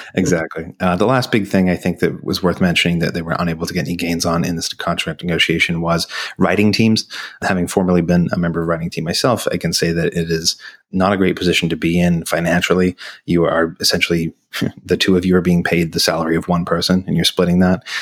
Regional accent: Australia; moved away; my home country

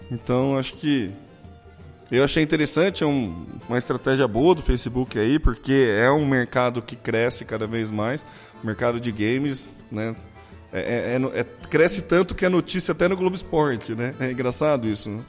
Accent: São Carlos, São Paulo, Brazil; Eu falo mobile porque eu sou de São Carlos.

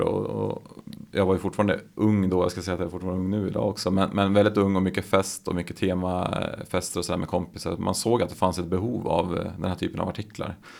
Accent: Gävle, Gävleborg County, Sweden; born or raised there

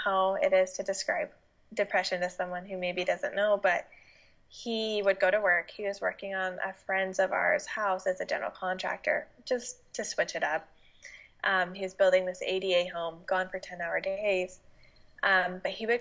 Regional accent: Utah, United States; moved away as an adult; now in Washington, United States; I moved out to Washington from Utah, where I'm originally from

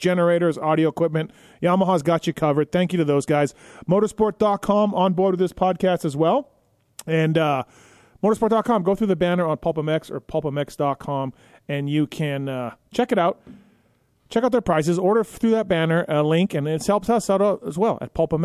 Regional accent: Canada; I grew up in Canada.

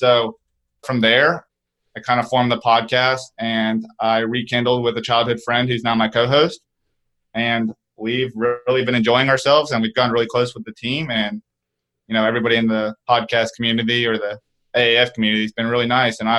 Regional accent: Chattanooga, Tennessee, United States; moved away as an adult; now in Atlanta, United States; I'm actually from Tennessee, but I'm from the east side of Tennessee in Chattanooga.

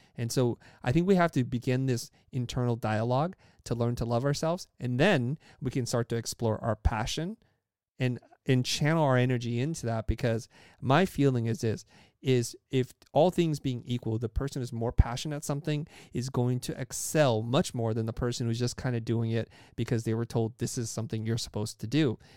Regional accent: California, United States; English is a second language; also born or lived in Saigon, Vietnam; I was born in Saigon, Vietnam, came to the United States, and grew up in a, in a place and space in California

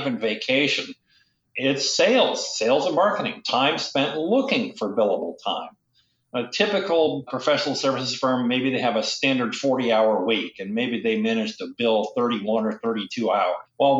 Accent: Michigan, United States; also born or lived in South Dakota / Syracuse; now in Boston, United States; I grew up in South Dakota, Michigan, mostly Michigan, upstate New York, Syracuse, and then to New York and, you know, then Boston and so forth.

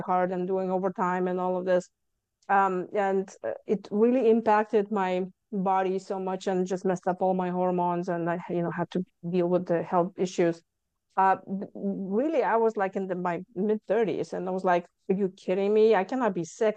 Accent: Lithuania; moved away as an adult; now in Houston, United States; I came from Lithuania

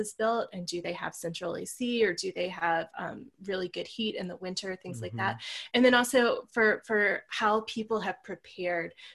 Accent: Virginia near the coast, United States; now in Colorado, United States; Where I grew up in Virginia near the coast, we almost never got snow

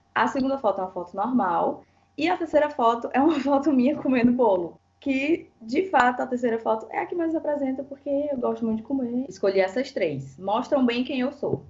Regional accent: Fortaleza, Ceará, Brazil; now in São Paulo, Brazil; sou de Fortaleza

